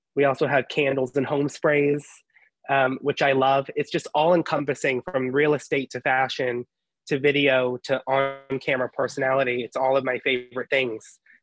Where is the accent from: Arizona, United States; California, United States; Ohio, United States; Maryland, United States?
Ohio, United States; growing up in Ohio and going to a Catholic school